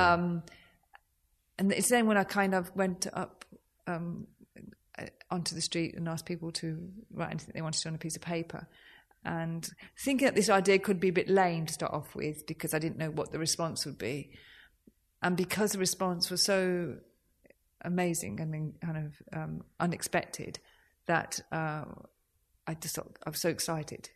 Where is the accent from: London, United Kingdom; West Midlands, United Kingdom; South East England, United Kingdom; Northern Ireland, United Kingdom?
West Midlands, United Kingdom; Birmingham; I'm from Birmingham